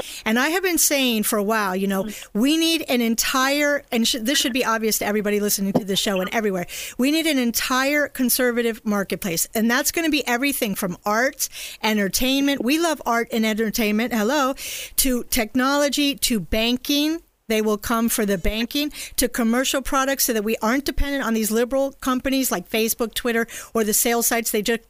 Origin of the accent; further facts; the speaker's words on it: Miami, Florida, United States; and I'm from Miami